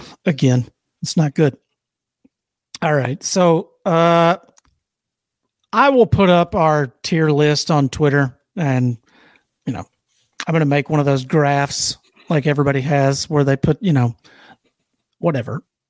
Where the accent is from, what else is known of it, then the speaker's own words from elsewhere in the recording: the South, United States; I'm from the South